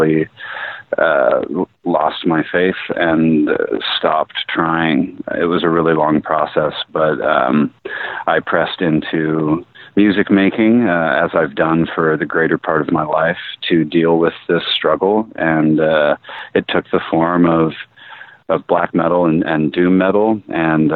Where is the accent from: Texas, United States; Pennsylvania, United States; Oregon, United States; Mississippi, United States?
Oregon, United States; Salem; now in Portland, United States; Salem, Oregon.